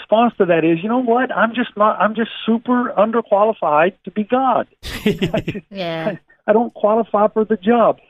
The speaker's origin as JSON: {"language": "English", "region": "the South", "country": "United States", "tie": "born or raised there", "said": "we grew up even in the South singing some of these songs"}